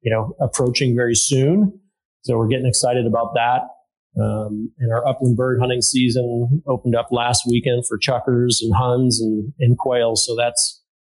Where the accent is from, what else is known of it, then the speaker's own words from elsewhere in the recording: Illinois, United States; also born or lived in Wisconsin / Minnesota; now in Seattle area, United States; born and raised in Illinois